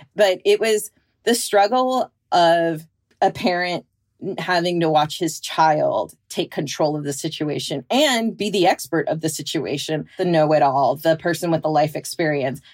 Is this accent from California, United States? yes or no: yes; Bay Area of California, United States; born or raised there; now in Pacific Northwest, United States